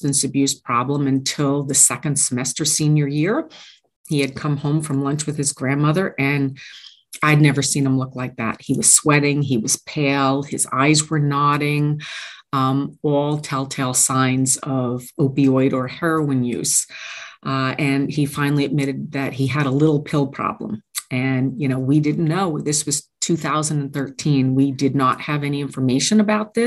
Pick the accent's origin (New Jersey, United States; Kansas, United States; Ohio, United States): New Jersey, United States; Oradell; also born or lived in Midland Park / Allendale; I grew up in Oradell, lived in Midland Park, moved to Allendale